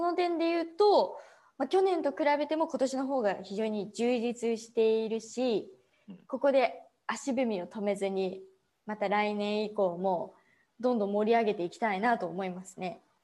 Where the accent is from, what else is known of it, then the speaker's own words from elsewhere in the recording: Saitama, Japan; also born or lived in Ibaraki; ほぼほぼもう埼玉でずっと育ってきた